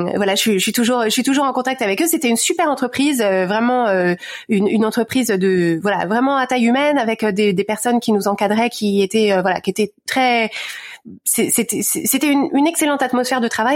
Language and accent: French; Courbevoie, Île-de-France, France; moved away as an adult; also born or lived in Paris / United States; je suis née à Paris, grandi à Courbevoie